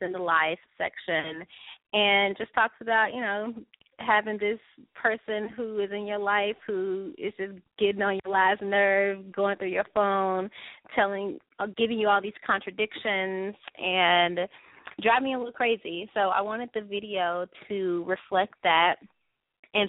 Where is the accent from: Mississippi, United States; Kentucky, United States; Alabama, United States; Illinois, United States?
Mississippi, United States; Jackson; moved away as an adult; also born or lived in New York; now in Los Angeles, United States; not from Mississippi, which is my hometown, from Jackson, Mississippi.